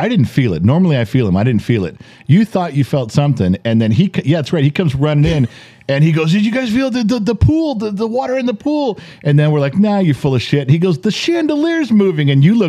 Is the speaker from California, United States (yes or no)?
yes; Southern California, United States; We grew up in California, Southern California's